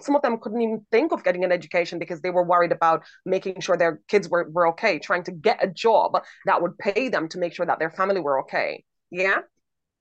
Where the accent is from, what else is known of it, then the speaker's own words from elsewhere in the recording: Jamaica; I'm from Jamaica